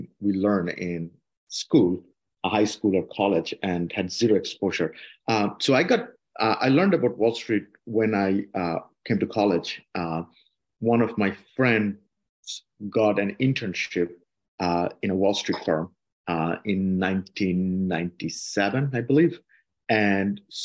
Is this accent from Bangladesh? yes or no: yes; Dhaka, Dhaka Division, Bangladesh; moved away as an adult; also born or lived in Barisal, Bangladesh; now in United States; Yeah, I grew up in Dhaka. I was born in Borishal. Grew up in Dhaka basically most of my life, you know, like starting 6 months old